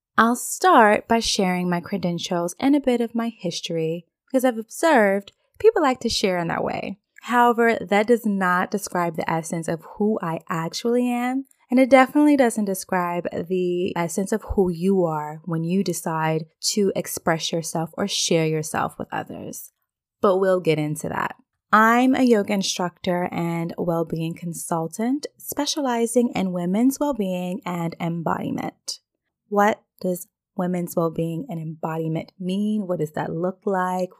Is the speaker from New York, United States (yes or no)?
no; Virginia, United States; moved away as an adult; now in Dubai, United Arab Emirates; I'm originally from Virginia